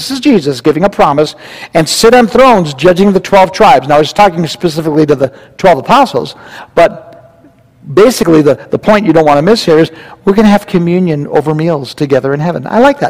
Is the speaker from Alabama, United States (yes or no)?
no; California, United States; And I guess it's safe now to tell you, I came from California. And we used to go to Disneyland